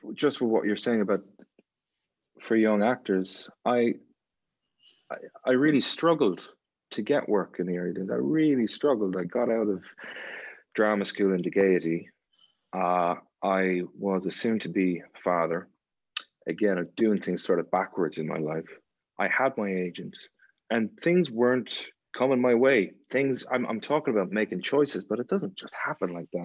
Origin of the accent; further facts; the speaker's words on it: Ireland; there's something about being Irish